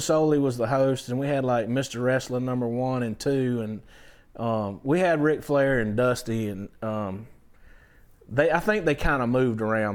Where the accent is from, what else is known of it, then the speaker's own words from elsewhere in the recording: Valdosta, Georgia, United States; I'm from Valdosta